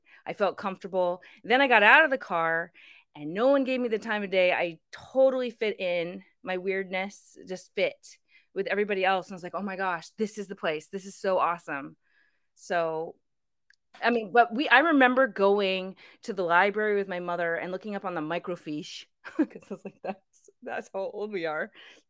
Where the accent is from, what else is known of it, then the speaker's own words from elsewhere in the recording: Burke, Virginia, United States; Northern Virginia.